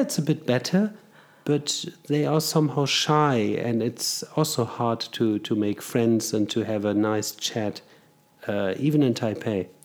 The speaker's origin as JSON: {"language": "English", "country": "Germany", "tie": "born or raised there", "moved": "as an adult", "lives_now": "Zurich, Switzerland", "said": "I was born in Germany, raised in Germany, and studied there"}